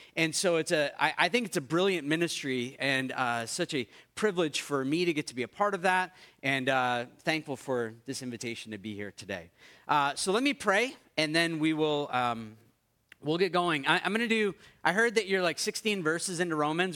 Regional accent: United States; now in Canada; you made fun of me for being American

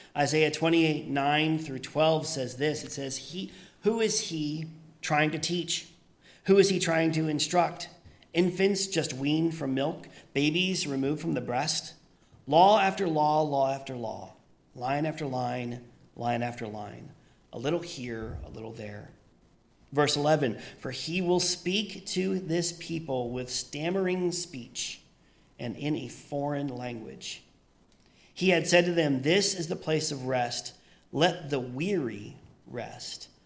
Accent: Pennsylvania, United States; moved away; where I grew up in Pennsylvania, we just we just called them the suburbs

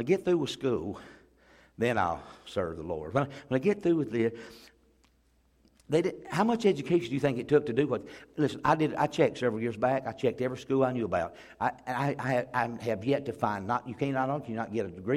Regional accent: Pea Ridge, Alabama, United States; Where I grew up over in Pea Ridge, Alabama

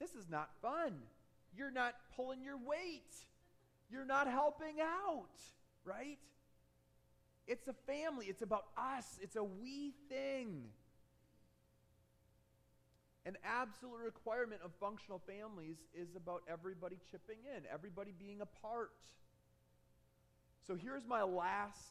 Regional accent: Michigan, United States; I grew up in Michigan

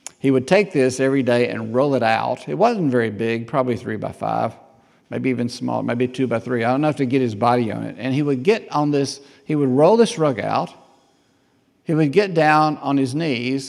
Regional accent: Southside, Alabama, United States; I was from Southside

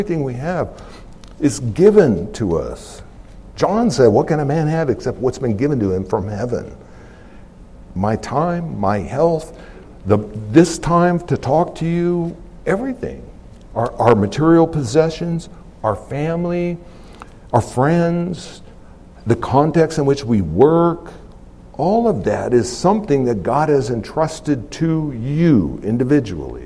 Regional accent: United States; I'm an American

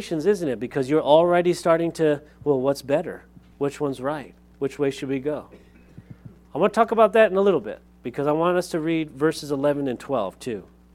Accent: Lompoc, California, United States; moved away; I grew up in Lompoc, California

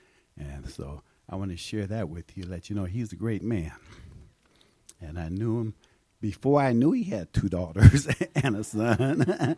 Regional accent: Denver, Colorado, United States; I grew up in Denver, Colorado, on the other church around the corner.

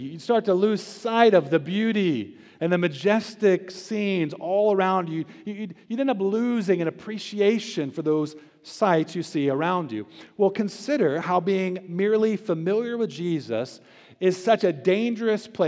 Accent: Tampa, Florida, United States; now in Charlotte, United States; I spent a good part of my childhood growing up in Florida. It's a beautiful place. I was right there around Tampa Bay

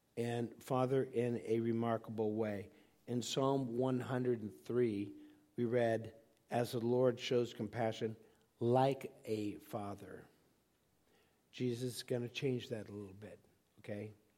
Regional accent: Laguna Beach, California, United States; I grew up in Laguna Beach, California

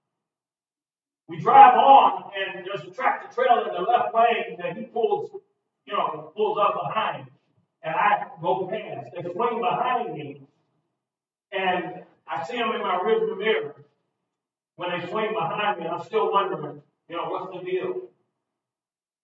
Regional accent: East St. Louis, Illinois, United States; I was born in St. Louis. I grew up in East St. Louis

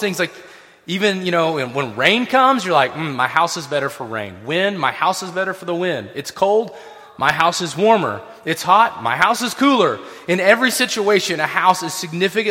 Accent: Tennessee, United States; I grew up in Tennessee

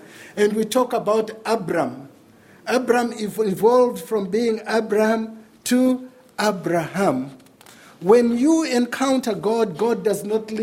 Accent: Zimbabwe; moved away; Growing up in Zimbabwe in the 80s

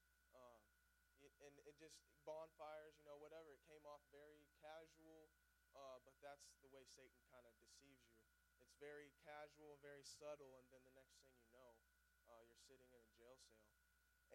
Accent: Mount Vernon, Missouri, United States; now in Springfield, United States; I grew up in Mount Vernon, and I was raised in church

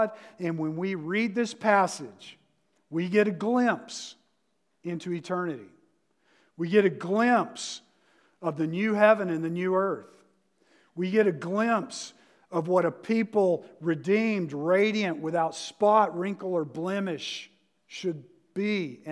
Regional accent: the South, United States; moved away; I'm from the South

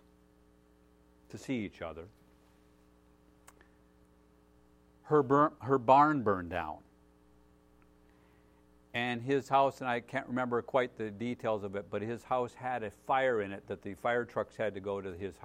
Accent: United States; as American citizens, as American Christians

